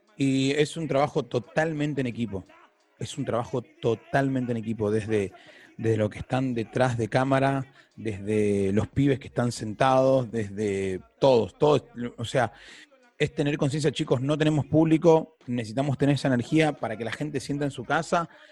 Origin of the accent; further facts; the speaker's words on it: Argentina; Nosotros somos argentinos